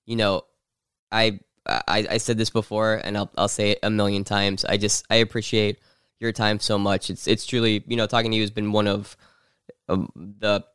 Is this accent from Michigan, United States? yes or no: no; New Jersey, United States; I grew up in New Jersey, so right across the border.